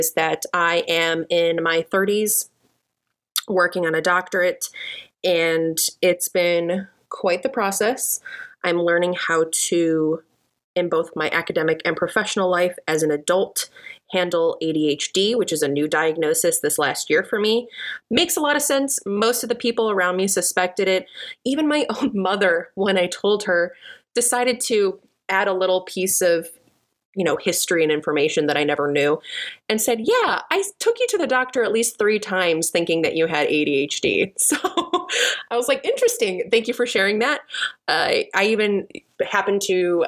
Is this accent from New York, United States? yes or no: no; Chicago, Illinois, United States; moved away as an adult; now in Texas, United States; I'm originally from Chicago, and I currently live in Texas for the last 2 years